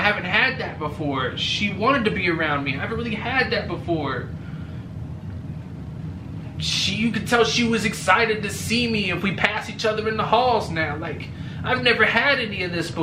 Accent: California, United States; now in Georgia, United States; I'm from California

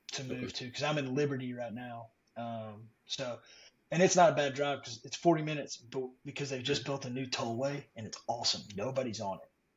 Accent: Salina, Texas, United States; also born or lived in Boston, Massachusetts; I grew up born and raised in Salina, but my background's a little different. My parents aren't from Texas

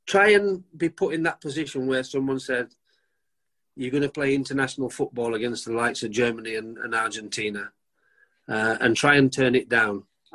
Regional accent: England, United Kingdom; I'm not Welsh, I'm English

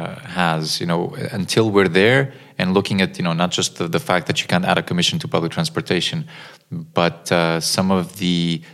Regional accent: Lisbon, Portugal; moved away; I'm originally from Lisbon

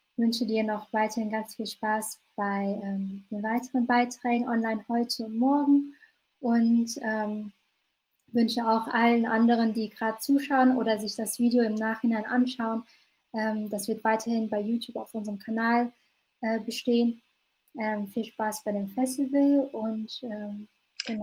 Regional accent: North Rhine-Westphalia, Germany; ich in so einer vietnamesisch-katholischen Gemeinde so hineingeboren wurde, ähm, was bei uns in Nordrhein-Westfalen so städteübergreifend ist

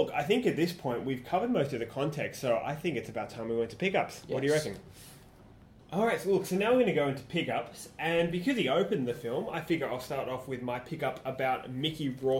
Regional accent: Australia; as an Australian

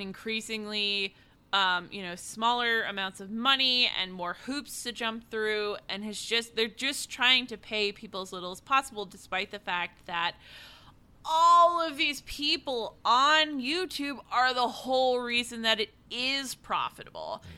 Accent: East Coast, United States; also born or lived in New York City; I was born and raised on the East Coast.

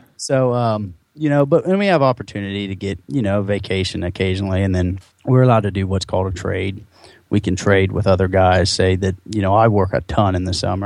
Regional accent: just south of Columbus, Ohio, United States; also born or lived in Marrero, Louisiana; We moved up to Ohio and grew up in the uh, uh, just south of Columbus, about 35, 40 minutes south of Columbus, in that kind of whole region southeast.

